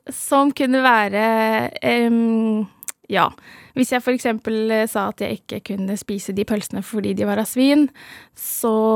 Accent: Norway; jeg er herfra, fra Norge

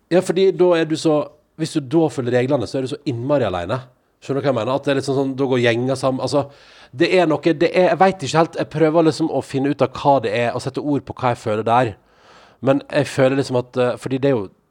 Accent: Western Norway, Norway; jeg kommer jo fra pinnekjøttland

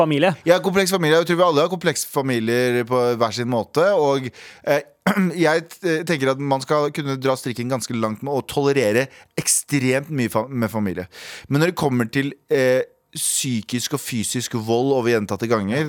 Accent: Norway; jeg er norsk

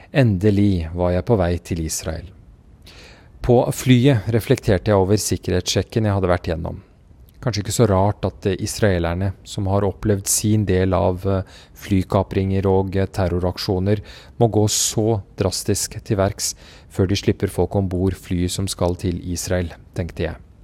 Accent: Kabul, Afghanistan; moved away; also born or lived in Oslo, Norway; jeg er født i Kabul

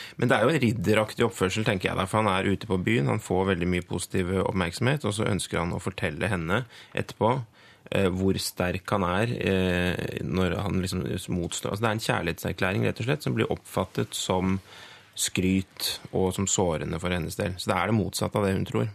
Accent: Innlandet, Norway; moved away; jeg kommer jo fra Innlands-Norge

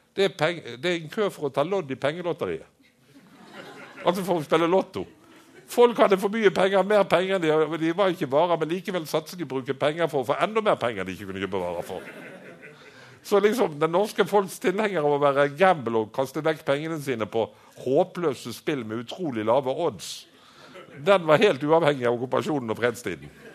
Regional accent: Bergen, Vestland, Norway; hjemme i St. Olavs i Bergen

